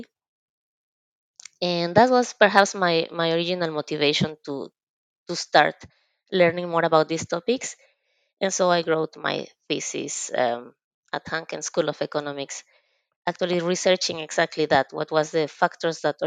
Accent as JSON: {"language": "English", "country": "Mexico", "moved": "as an adult", "lives_now": "Finland", "said": "I am originally from Mexico"}